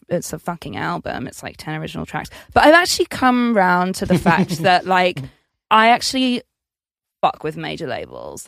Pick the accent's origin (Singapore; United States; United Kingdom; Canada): United Kingdom; Essex, East of England; I'm from Essex